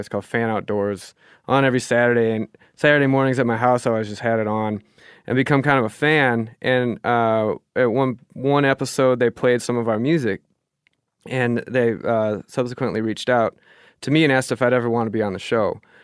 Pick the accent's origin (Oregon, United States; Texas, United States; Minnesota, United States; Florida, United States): Minnesota, United States; also born or lived in Germany / Duluth, Minnesota; I grew up fishing in Minnesota on lakes